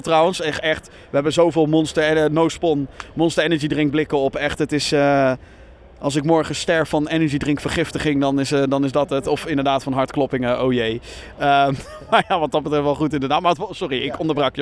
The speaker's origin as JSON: {"language": "Dutch", "town": "Rotterdam", "region": "South Holland", "country": "Netherlands", "said": "als Rotterdammer"}